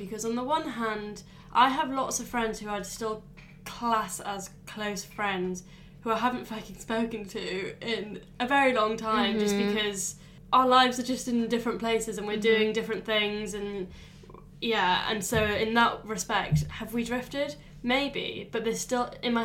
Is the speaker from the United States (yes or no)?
no; Wales, United Kingdom; I'm a Welsh girl